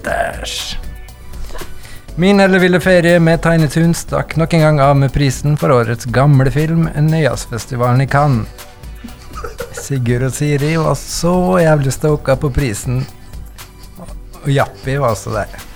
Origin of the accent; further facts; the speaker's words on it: Møre coast, Møre og Romsdal, Norway; jeg er en fyr fra Mørekysten